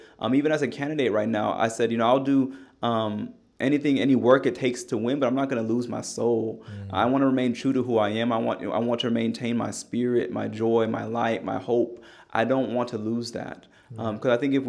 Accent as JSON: {"language": "English", "town": "Knoxville", "region": "Tennessee", "country": "United States", "said": "I'm from Knoxville, and we talk frequently"}